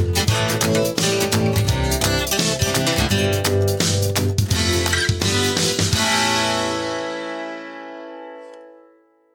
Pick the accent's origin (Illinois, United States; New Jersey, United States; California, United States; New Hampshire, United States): New Hampshire, United States; moved away as an adult; also born or lived in Montreal; now in Toronto, Canada; I grew up in New Hampshire in the States, moved to Montreal to go to school, and I'm now living in Toronto